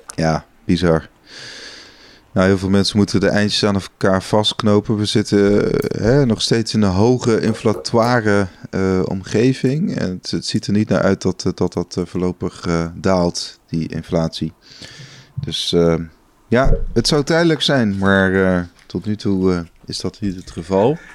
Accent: Netherlands; wij als Nederlander

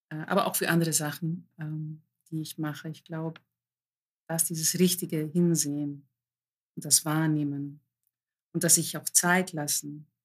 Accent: Greece; mein Hintergrund ist, ich bin Griechin, griechische Eltern und ich wurde immer so erzogen

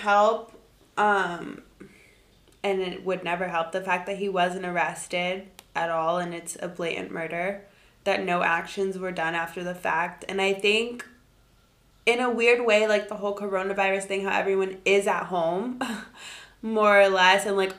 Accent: South Florida, United States; growing up in South Florida

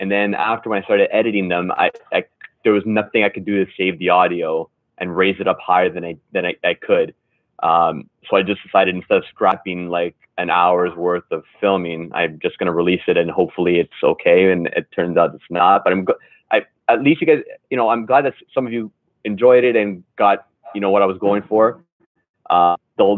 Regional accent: Canada; as a Canadian

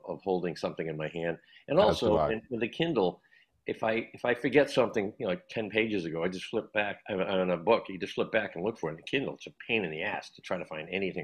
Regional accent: Massachusetts, United States; I was born around, but I was raised in Mass

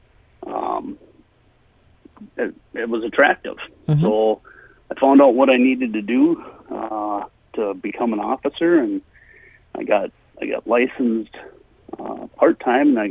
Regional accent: Mora, Minnesota, United States; I grew up in Mora and went to high school here and grade school, high school. Spent my whole life here

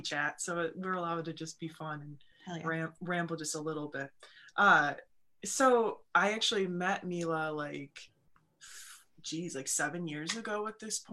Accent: Wisconsin, United States; accent: Wisconsin; my Wisconsin accent

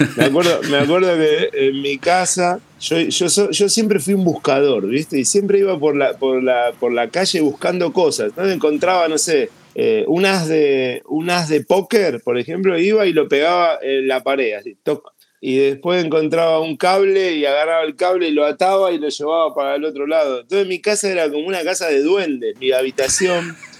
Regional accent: Argentina; soy argentino

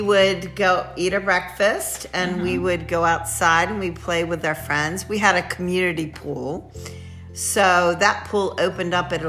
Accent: Randallstown, Maryland, United States; we grew up in Randallstown, Maryland.

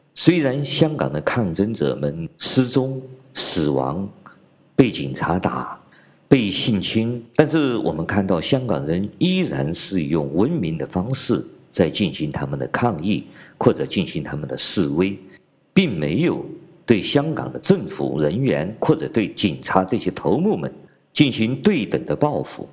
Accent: China; 我们中国人

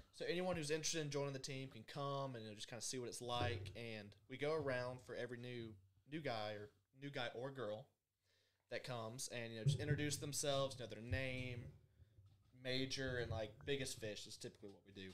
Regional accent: Birmingham, Alabama, United States; I'm from Birmingham

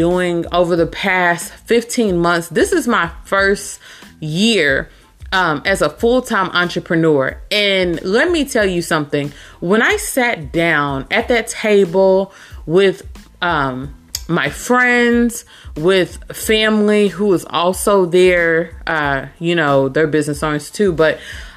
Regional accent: Louisville, Kentucky, United States; I'm here in Louisville, Kentucky. That is also my hometown.

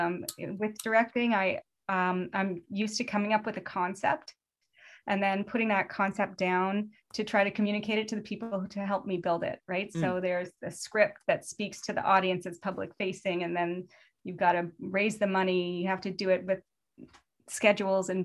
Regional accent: Canada; being Canadian

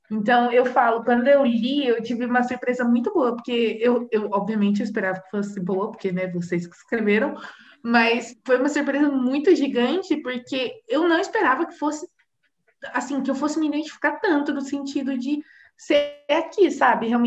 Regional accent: São Paulo, Brazil; eu sou de São Paulo. Sou é. do interior de São

